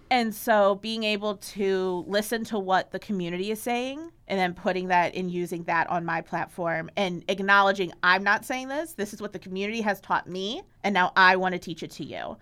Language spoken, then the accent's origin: English; Chicago, Illinois, United States; also born or lived in Athens, Ohio; I grew up in Chicago